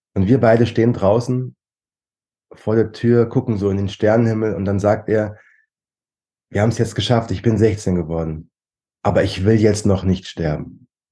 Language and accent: German; Germany; bei uns in Deutschland